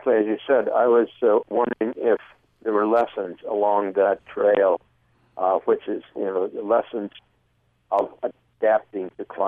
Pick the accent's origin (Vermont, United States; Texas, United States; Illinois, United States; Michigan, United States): Michigan, United States; moved away; I grew up in Michigan